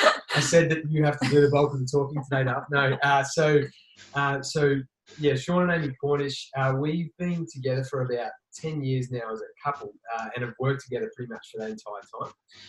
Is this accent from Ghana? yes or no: no; Victoria, Australia; now in Queensland, Australia; like I moved up here to Queensland from Victoria originally